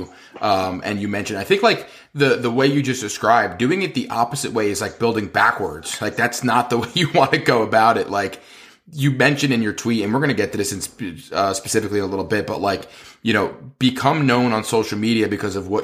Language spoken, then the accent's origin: English; New Jersey, United States; I'm obviously from Jersey